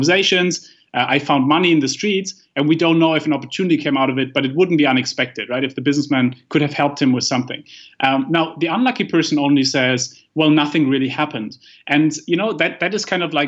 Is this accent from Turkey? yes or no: no; Germany; moved away; I come from Germany